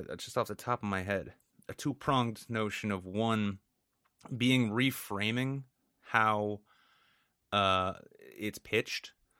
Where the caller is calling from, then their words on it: New Hampshire, United States; New England in general, and I'm speaking from New Hampshire here.